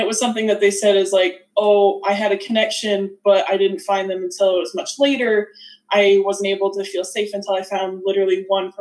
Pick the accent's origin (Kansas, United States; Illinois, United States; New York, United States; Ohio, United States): Kansas, United States; Southeastern; accent: Southerner; moved away; also born or lived in Northeastern Oklahoma; Southeastern Kansas, but Northeastern Oklahoma.